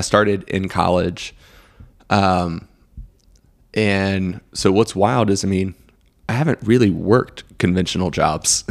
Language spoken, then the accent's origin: English; Greenville, South Carolina, United States; also born or lived in Chapel Hill, North Carolina; We moved here, uh, to Greenville when I was, like, three in nineteen ninety-one.